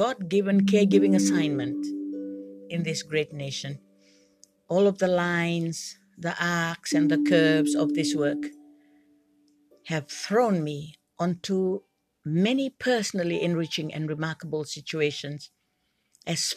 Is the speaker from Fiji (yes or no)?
yes; Fiji; I'm from the Fiji Islands